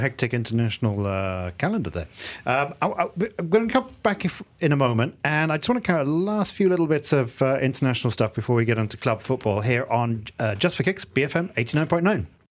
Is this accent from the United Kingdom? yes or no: yes; England, United Kingdom; now in Malaysia; the team that I kind of support, when I grew up in England, is Tunbridge Wells. Tunbridge Wells F C.